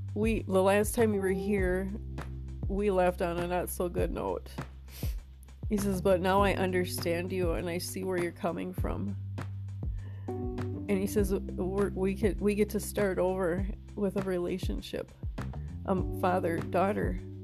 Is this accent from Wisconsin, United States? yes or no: yes; New London, Wisconsin, United States; now in Arizona, United States; coming at you out of New London, Wisconsin, my hometown.